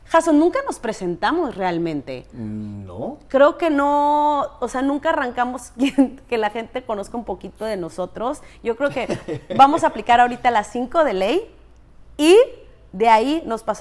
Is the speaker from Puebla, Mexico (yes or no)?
no; Chinameca, Veracruz, Mexico; now in Riviera Maya, Mexico; De la ciudad de la carne de, Chinameca, Minatitlán, Veracruz.